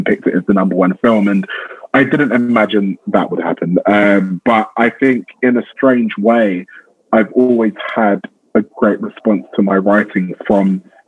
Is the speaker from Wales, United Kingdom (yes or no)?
no; London, United Kingdom; growing up in South London